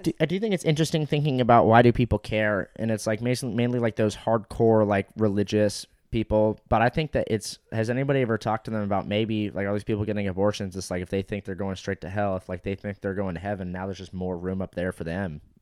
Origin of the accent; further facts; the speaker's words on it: Fountain Valley, California, United States; Fountain Valley is, like, my hometown